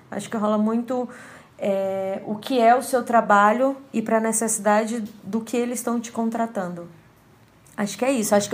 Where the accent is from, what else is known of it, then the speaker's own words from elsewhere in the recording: Fortaleza, Ceará, Brazil; now in São Paulo, Brazil; iluminadora cênica de Fortaleza, Ceará, residente hoje em São Paulo, capital.